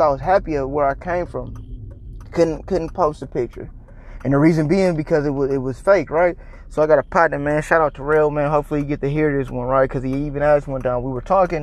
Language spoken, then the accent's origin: English; California, United States; now in Texas, United States; I'm a transplant in Texas, but I'm originally from California.